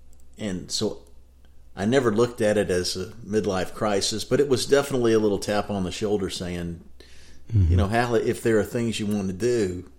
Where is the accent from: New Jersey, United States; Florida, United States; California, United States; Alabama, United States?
Alabama, United States; Jasper; born there; I was born in northeast Alabama or north central Alabama, Jasper, Alabama.